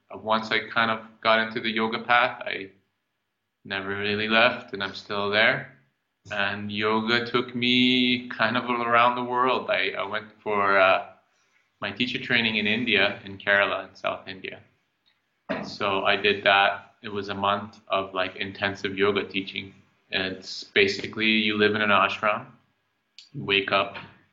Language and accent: English; Iran; moved away; also born or lived in Calgary, Canada; I was born in Iran. I moved to Canada in 97. I lived in Calgary